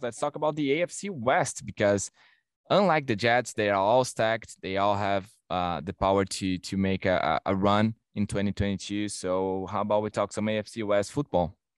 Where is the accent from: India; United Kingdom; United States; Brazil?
Brazil; now in Toronto, Canada; I'm from Brazil